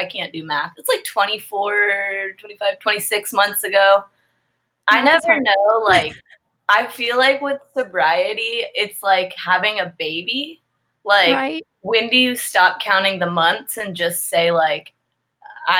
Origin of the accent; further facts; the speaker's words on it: Alpharetta, Georgia, United States; Born and raised in Alpharetta